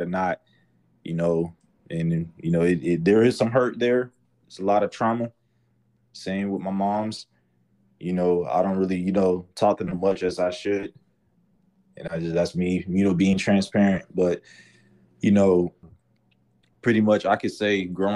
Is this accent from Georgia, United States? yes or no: yes; Atlanta, Georgia, United States; I'm from Atlanta.